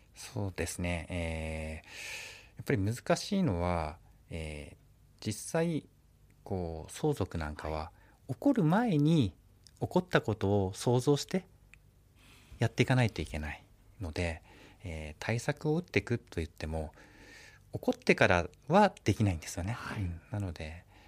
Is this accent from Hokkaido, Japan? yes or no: yes; Obihiro, Hokkaido, Japan; 私は帯広生まれですね